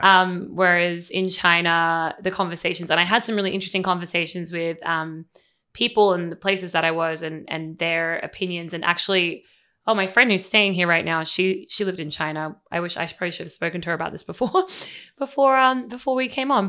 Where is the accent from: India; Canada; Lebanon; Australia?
Australia; moved away as an adult; now in United States; as an Australian